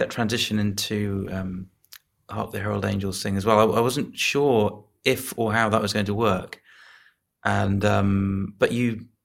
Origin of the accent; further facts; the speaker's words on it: Stamford, East Midlands, United Kingdom; partly real from um, my hometown, Stamford.